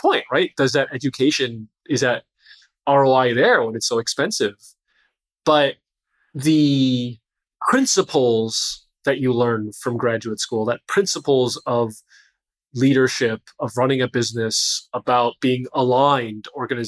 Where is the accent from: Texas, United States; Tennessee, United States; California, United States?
California, United States; moved away as an adult; also born or lived in Boston; I grew up in California